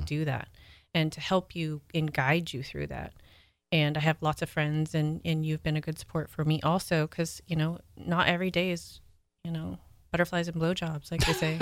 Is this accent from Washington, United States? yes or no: yes; Washington, United States; moved away; Washington, where I'm from